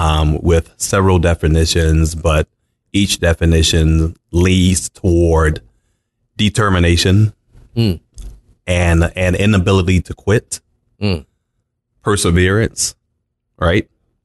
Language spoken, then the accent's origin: English; Baltimore, Maryland, United States; moved away as an adult; also born or lived in Arizona; I was born and raised in Baltimore, Maryland.